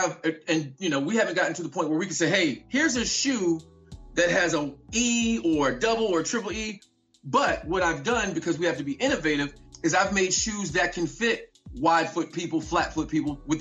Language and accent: English; Vicksburg, Mississippi, United States; I was born in Vicksburg, Mississippi.